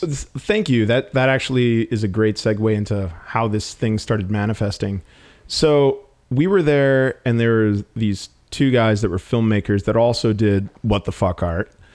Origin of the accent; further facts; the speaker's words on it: Milwaukee, Wisconsin, United States; moved away; I came from Milwaukee, and Milwaukee, like, prides itself on really goofy yet sophisticated humor